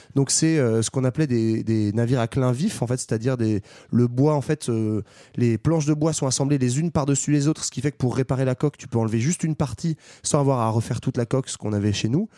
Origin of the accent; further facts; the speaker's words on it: France; chez nous, en France